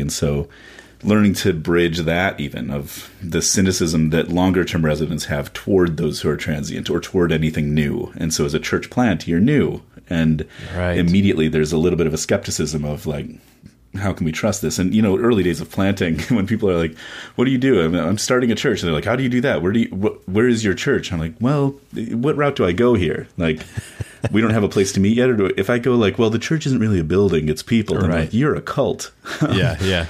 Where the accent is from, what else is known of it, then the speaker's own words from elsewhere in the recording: Chicago, Illinois, United States; now in Washington, D.C., United States; I grew up mostly in Chicago